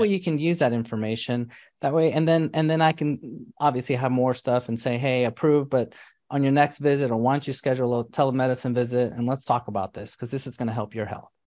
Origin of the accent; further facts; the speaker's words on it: New York City, New York, United States; I grew up in New York City